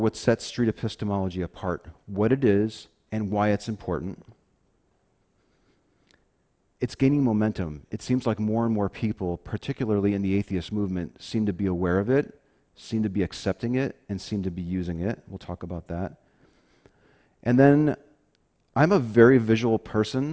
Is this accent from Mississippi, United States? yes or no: no; Chicago, Illinois, United States; moved away; I'm originally from the Chicago area. I grew up on the South Side, Catholic Italian neighborhood